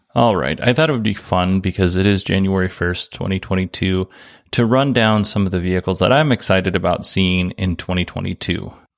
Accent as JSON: {"language": "English", "region": "Alaska", "country": "United States", "tie": "born or raised there", "moved": "yes", "lives_now": "Arizona, United States", "said": "I grew up in Alaska"}